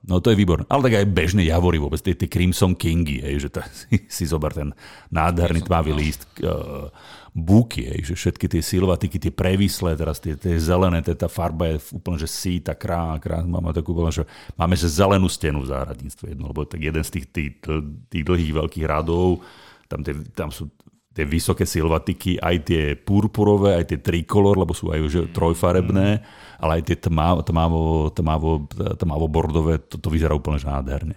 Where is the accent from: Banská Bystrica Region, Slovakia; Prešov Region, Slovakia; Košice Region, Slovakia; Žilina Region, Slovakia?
Banská Bystrica Region, Slovakia; Nová Baňa; moved away; ja som bol doma v Novej Báni